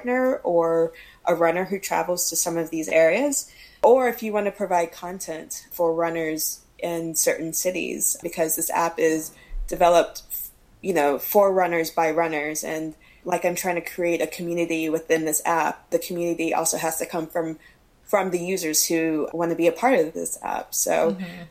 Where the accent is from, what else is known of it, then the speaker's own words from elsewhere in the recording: North Carolina, United States; also born or lived in Chicago / New York; now in San Diego, United States; I'm originally from North Carolina, and I grew up being surrounded by woods